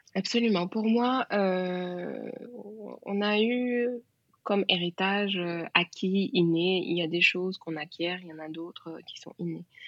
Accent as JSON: {"language": "French", "country": "Senegal", "said": "je suis sénégalaise, donc je, je suis née dans un pays"}